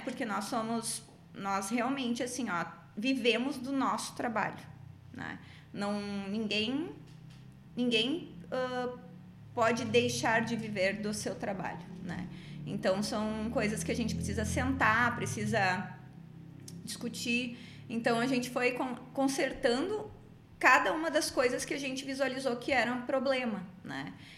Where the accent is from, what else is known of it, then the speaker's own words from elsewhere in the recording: Rio Grande do Sul, Brazil; also born or lived in Salvador; Nós como gaúchos, né? A gente aprende a ter chão, raiz